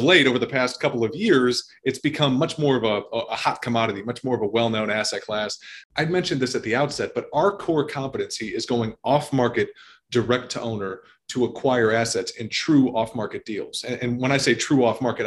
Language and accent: English; Chicago, Illinois, United States; originally born and raised in the Chicagoland area